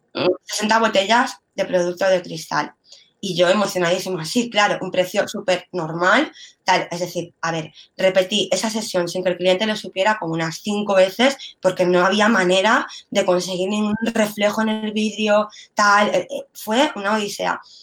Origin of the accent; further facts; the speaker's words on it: Mallorca, Balearic Islands, Spain; yo soy mallorquina